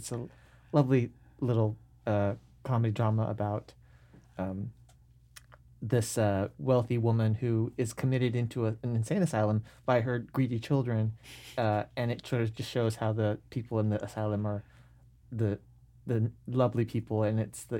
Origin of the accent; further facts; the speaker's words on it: Seattle, Washington, United States; I grew up in North Seattle, went to Nathan Hale High School, and my sister, who's a year older than I am, actually started doing theater when she was a freshman in high school.